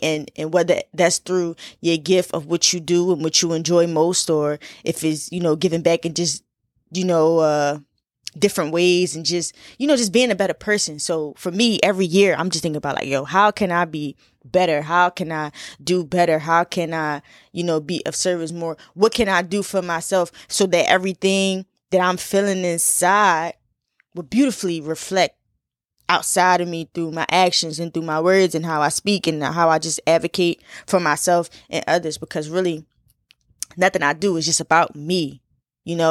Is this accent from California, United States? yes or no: no; Philadelphia, Pennsylvania, United States; I'm from Philly